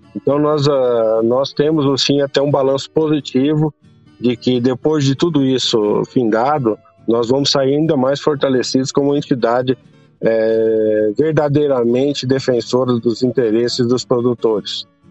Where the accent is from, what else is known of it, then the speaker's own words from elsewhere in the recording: Rio Grande do Sul, Brazil; also born or lived in Piracicaba; now in Goiás, Brazil; eu nasci no Rio Grande do Sul e nós viemos para Goiás no final da década de 70 para cultivar soja